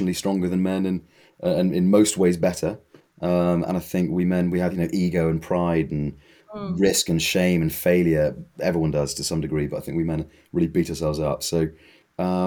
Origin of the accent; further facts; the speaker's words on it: United Kingdom; I'm British.